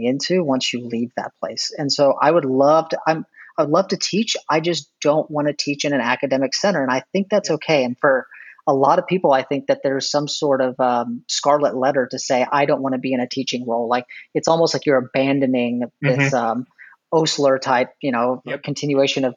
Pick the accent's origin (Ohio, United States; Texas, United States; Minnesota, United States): Texas, United States; I'm from Texas